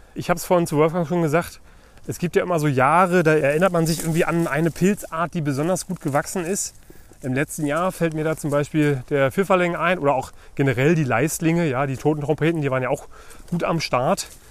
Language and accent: German; Brandenburg, Germany; hier bei uns in Brandenburg